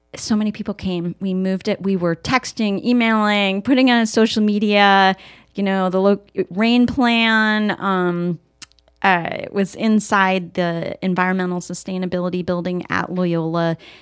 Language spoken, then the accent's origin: English; Oak Park, Illinois, United States; I grew up in Chicago, in the Chicago area, in Oak Park